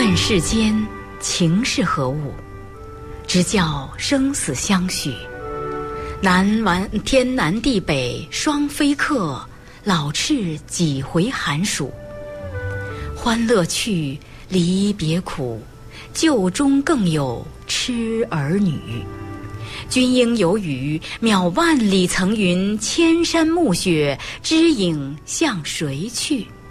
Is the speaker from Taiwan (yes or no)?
no; Shanxi, China; 在我们山西太原嗯。袁浩问也是我们山西人